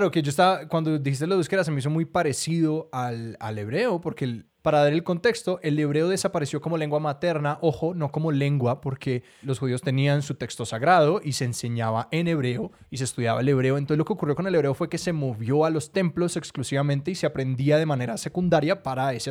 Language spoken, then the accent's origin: Spanish; Colombia; una persona que viene de Colombia y de Latinoamérica, un país que, y un, continente que en mayoría habla español